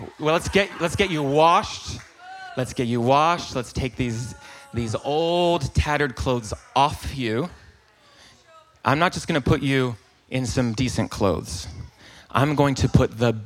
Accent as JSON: {"language": "English", "region": "North Carolina", "country": "United States", "accent": "Southern", "said": "I am from North Carolina"}